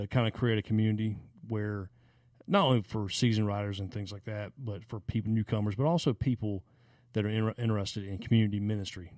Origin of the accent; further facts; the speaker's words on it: the South, United States; growing up in the South